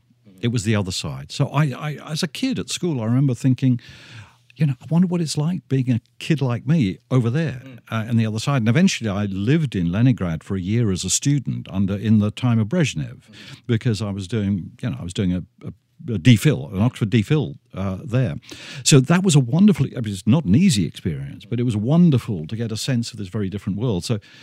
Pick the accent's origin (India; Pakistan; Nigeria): Nigeria; also born or lived in New York, United States; now in Australia; Actually, I was born in New York. Grew up in Nigeria.